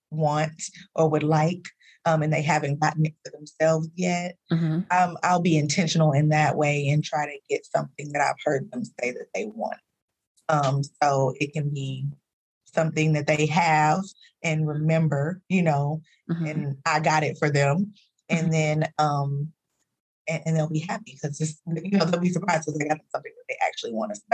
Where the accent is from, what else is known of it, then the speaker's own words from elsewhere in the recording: Dallas, Texas, United States; now in California, United States; I'm from Dallas. You know, uh, I've been I lived there for for many many years. Uh, but I moved there in like 20 or 2000 2001 something like that.